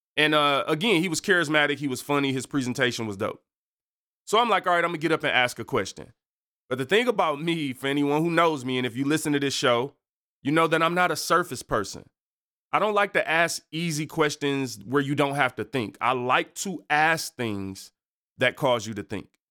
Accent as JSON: {"language": "English", "town": "Detroit", "region": "Michigan", "country": "United States", "said": "I'm from Seven Mile, East Side in Detroit"}